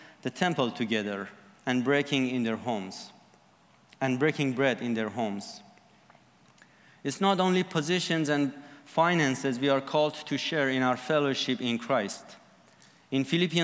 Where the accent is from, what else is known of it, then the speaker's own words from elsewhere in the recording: Iran; I am from Iran